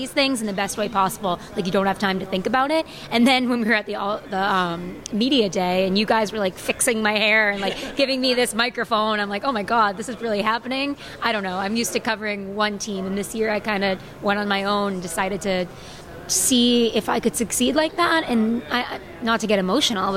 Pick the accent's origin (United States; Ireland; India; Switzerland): United States; Boston, Massachusetts; I grew up in Boston